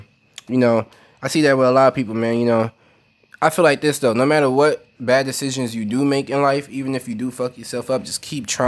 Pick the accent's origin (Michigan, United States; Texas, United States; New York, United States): New York, United States; Brooklyn; I'm from Brooklyn, you know, like, my family grew up in the projects and shit.